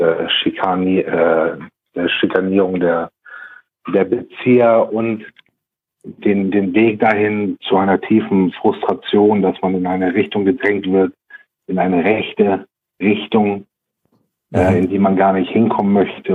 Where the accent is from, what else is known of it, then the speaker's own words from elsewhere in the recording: Germany; uns Deutschen